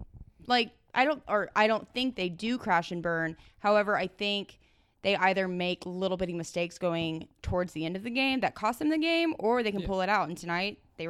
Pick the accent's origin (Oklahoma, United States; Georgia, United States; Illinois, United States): Oklahoma, United States; Ardmore; I was born in Ardmore.